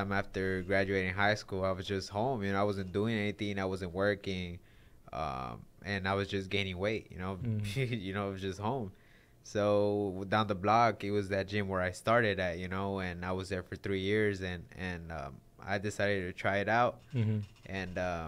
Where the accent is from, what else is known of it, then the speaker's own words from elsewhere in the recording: Los Angeles, California, United States; also born or lived in San Fernando Valley; half of my life I was in Hollywood, half of my life I was in the Valley.